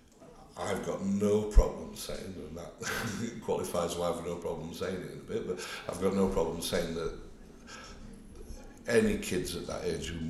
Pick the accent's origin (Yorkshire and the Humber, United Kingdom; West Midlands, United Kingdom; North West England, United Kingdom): Yorkshire and the Humber, United Kingdom; Denby Dale; born or raised there; also born or lived in Netherton / Mirfield